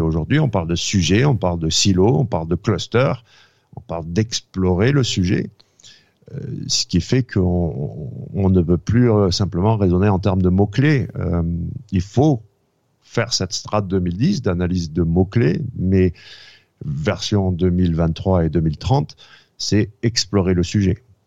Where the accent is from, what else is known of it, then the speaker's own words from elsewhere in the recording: France; moved away as an adult; also born or lived in United States; je suis né en France, mais j'ai été éduqué, euh, euh, j'ai fait mes études supérieures aux États-Unis